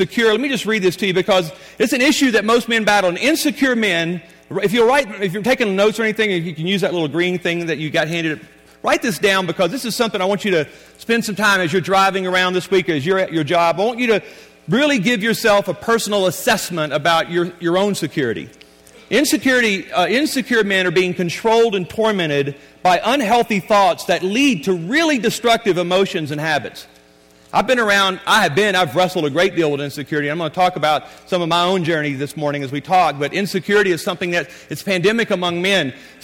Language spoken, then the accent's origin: English; Louisiana, United States; I was born and raised in Louisiana